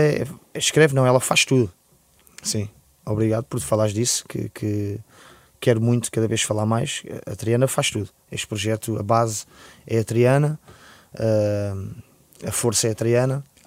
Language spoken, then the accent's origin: Portuguese; Lisbon, Portugal; born or raised there